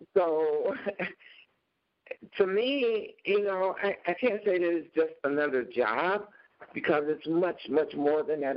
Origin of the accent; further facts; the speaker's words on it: Chicago, Illinois, United States; now in Minnesota, United States; growing up in Chicago in this really all black uh, environment